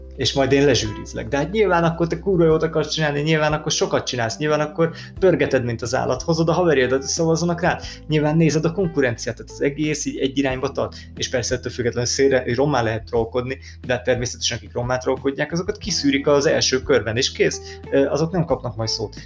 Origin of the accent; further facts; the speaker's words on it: Hungary; magyarok vagyunk